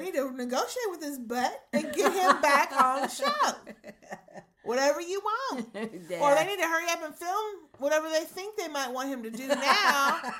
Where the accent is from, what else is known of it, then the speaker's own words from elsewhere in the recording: London, United Kingdom; I'm from London.